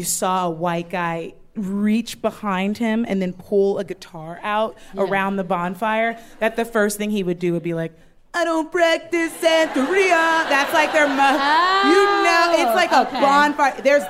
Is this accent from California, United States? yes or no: yes; Southern California, United States; I grew up in Southern California